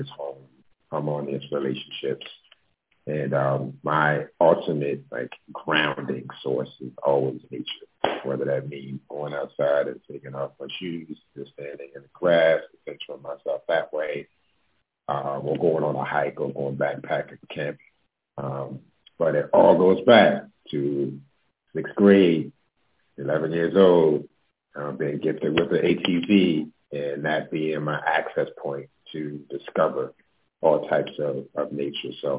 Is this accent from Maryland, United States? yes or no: yes; Baltimore, Maryland, United States; also born or lived in New York; now in Los Angeles, United States; I'm originally from Baltimore. I moved to LA about 7 years ago from New York.